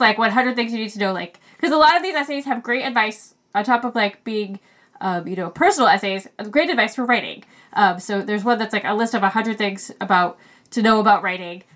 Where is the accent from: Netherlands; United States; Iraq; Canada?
United States; Maine; we're both from Maine. And so even though we grew up in Maine